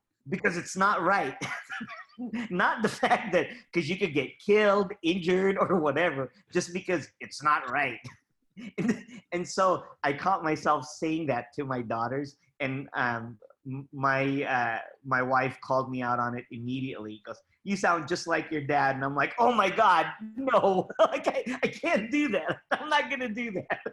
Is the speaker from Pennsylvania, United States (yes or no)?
no; California, United States; also born or lived in Philippines; I grew up in California